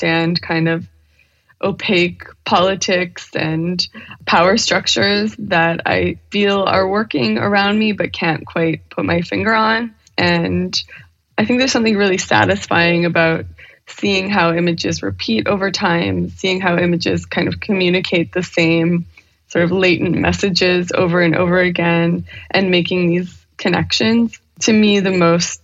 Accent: Ottawa, Ontario, Canada; moved away as an adult; also born or lived in Vancouver, Canada; now in New York, United States; So I grew up in Canada, in Ottawa, and I was born in Vancouver, and I've lived in New York for 11 years now

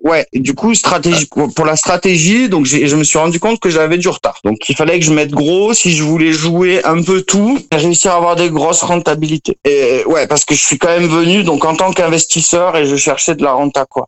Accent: Marseille, Provence-Alpes-Côte d'Azur, France; moved away as an adult; also born or lived in Corsica; now in Costa Rica; je suis originaire du sud de la France, vers Marseille. j'ai vécu beaucoup en Corse aussi

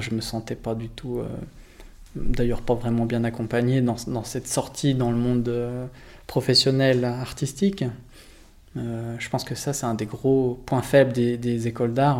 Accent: Lausanne, Vaud, Switzerland; j'ai grandi à Lausanne

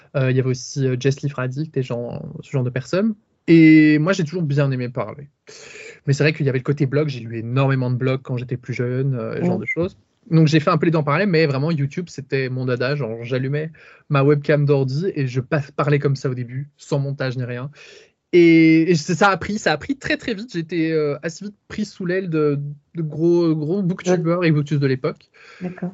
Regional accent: Charleroi, Wallonia, Belgium; accent: Belgian; moi, je suis belge, ça s'entend peut-être à l'accent

